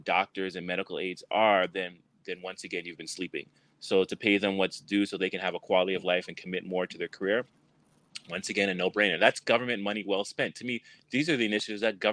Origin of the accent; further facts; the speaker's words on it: Canada; now in United States; I'm from Canada